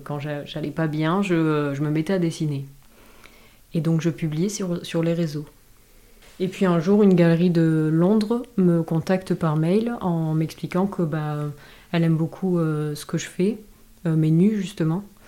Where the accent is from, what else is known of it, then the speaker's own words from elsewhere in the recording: Dax, Nouvelle-Aquitaine, France; also born or lived in Grande-Synthe, near Dunkirk; Je suis née en fait dans le nord de la France, à Grande-Sainte, donc c'est près de Dunkerque. Euh, et, en fait, j'ai vécu euh, toute mon enfance dans le sud-ouest, euh, à Dax.